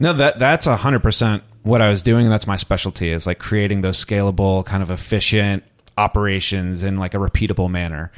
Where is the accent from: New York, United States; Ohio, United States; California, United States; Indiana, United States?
New York, United States; as a New Yorker does